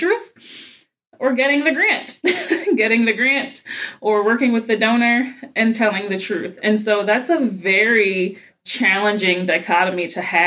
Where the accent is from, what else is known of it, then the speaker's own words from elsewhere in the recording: Baltimore, Maryland, United States; moved away as an adult; also born or lived in Chicago, Illinois / Cleveland, Ohio; I hail originally from Baltimore, Maryland, where all my family is